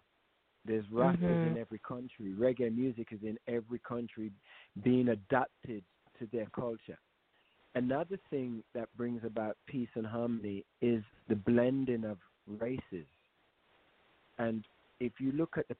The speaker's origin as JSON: {"language": "English", "country": "United Kingdom", "tie": "born or raised there", "moved": "yes", "said": "we're going to the UK also to do a festival in my hometown"}